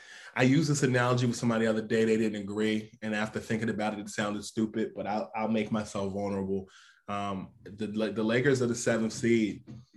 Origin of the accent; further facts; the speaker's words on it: New Jersey, United States; also born or lived in Harlem, New York; Yes, I was born in New Jersey, but I split time between Jersey and Harlem. So for me, I had the best of both worlds. My mom's from Harlem. My dad is from Jersey. I split time between both.